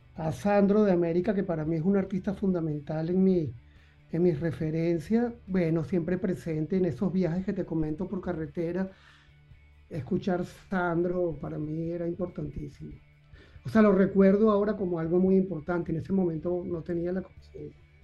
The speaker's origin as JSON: {"language": "Spanish", "town": "Caracas", "region": "Capital District", "country": "Venezuela", "tie": "born or raised there", "said": "mi niñez transcurrió en Caracas, yo nací en Caracas"}